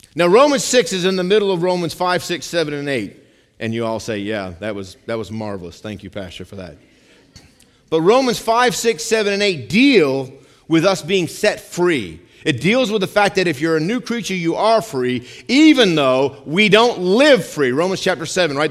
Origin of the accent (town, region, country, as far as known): United States